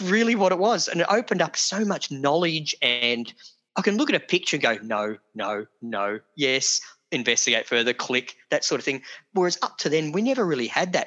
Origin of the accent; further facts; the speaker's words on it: Geelong, Victoria, Australia; I grew up in Geelong, Victoria